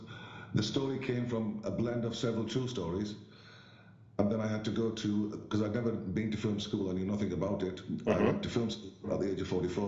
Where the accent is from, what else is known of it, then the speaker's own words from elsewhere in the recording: Bradford, Yorkshire and the Humber, United Kingdom; As a child, I grew up in Bradford.